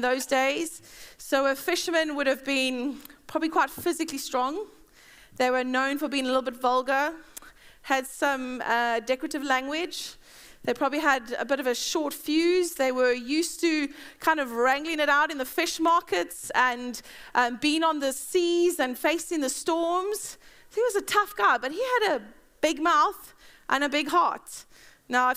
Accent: South Africa; now in Bedford, United Kingdom; I'm South African.

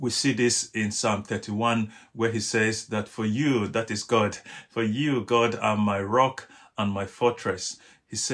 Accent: Nigeria; I'm Nigerian. Each time I drive past one of the biggest rocks in my home country in Nigeria

